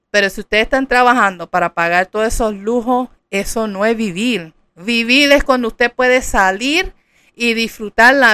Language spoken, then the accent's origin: Spanish; Puerto Rico; yo soy puertorriqueña, en Puerto Rico, bougie significa come mierda.